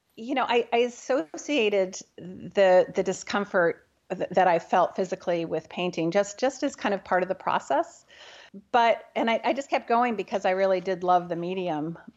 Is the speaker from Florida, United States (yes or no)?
no; New Haven, Connecticut, United States; now in Bainbridge Island, United States; I grew up in New Haven, Connecticut.